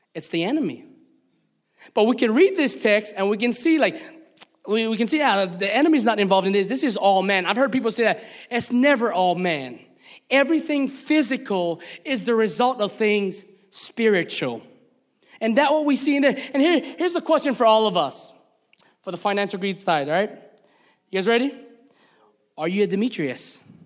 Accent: Hawaii, United States; moved away as an adult; also born or lived in the South (US); as one Hawaiian brother

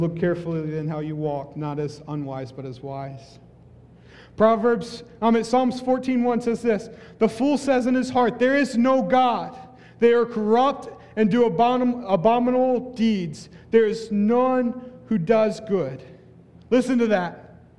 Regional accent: between Bell Buckle and Wartrace, Tennessee, United States; moved away as an adult; now in Hawaii, United States; My high school was in between Balbuckle Buckle and War Trace two very small towns.

